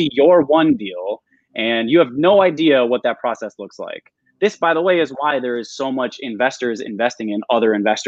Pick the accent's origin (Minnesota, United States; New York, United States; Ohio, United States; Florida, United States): Minnesota, United States; moved away; like I'm from Minnesota originally.